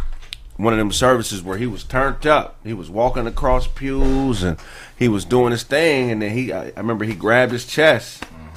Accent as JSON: {"language": "English", "town": "Pasadena", "region": "California", "country": "United States", "tie": "born or raised there", "said": "the church I grew up in Pasadena"}